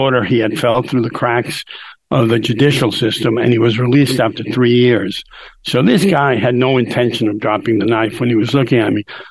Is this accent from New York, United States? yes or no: yes; New York City, New York, United States; I was born and raised in New York City. I grew up here.